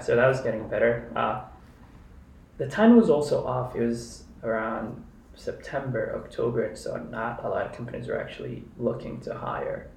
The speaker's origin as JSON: {"language": "English", "country": "Kenya", "tie": "born or raised there", "moved": "as an adult", "lives_now": "Chicago, United States", "said": "I was born and raised in Kenya. Spent most of my adult life and like childhood life there"}